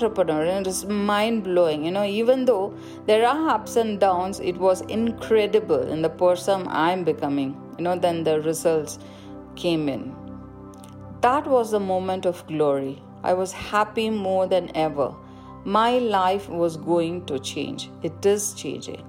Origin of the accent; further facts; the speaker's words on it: India; I grew up in India